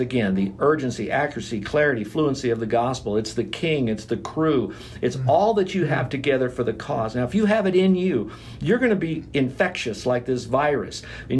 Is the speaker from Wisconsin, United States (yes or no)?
no; Florida, United States; since I'm from Florida